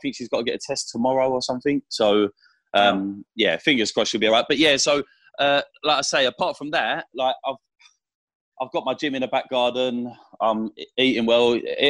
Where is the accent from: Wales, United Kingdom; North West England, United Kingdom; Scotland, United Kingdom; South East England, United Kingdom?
South East England, United Kingdom; accent: London Essex; Yeah, I'm from Kent, but most people think I sound like I'm from Essex. I think it's the London side of me, like. So it's just a little bit London Essex kind of thing.